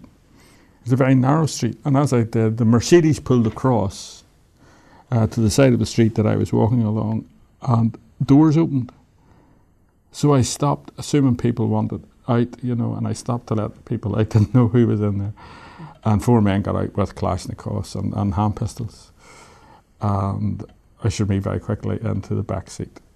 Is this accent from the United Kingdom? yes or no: yes; Belfast, Northern Ireland, United Kingdom; moved away as an adult; I come from Belfast, I know what this is all about